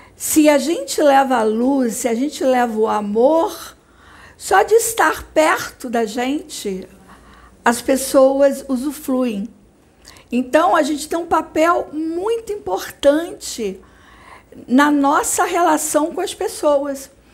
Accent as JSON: {"language": "Portuguese", "town": "Barra Mansa", "region": "Rio de Janeiro", "country": "Brazil", "tie": "born or raised there", "moved": "as an adult", "lives_now": "Rio de Janeiro, Brazil", "said": "porque eu sou de Barra Mansa, isso na época minha infância em Barra Mansa. Quando eu vim para o Rio de Janeiro, que eu estudei na, na UFRJ"}